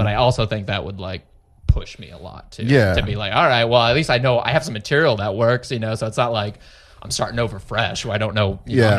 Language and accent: English; Plano, Texas, United States; now in San Antonio, United States; I grew up in the Dallas area, Plano, which is very much just the same, just white people everywhere, right?